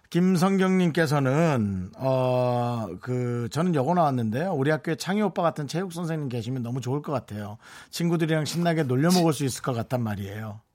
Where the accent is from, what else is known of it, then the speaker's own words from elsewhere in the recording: Gangneung, Gangwon, South Korea; 제가 대관령 옆에 강릉 출신인데